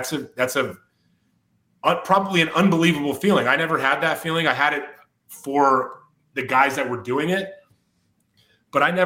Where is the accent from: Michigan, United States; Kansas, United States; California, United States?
California, United States; Whittier; I'm from Whittier, California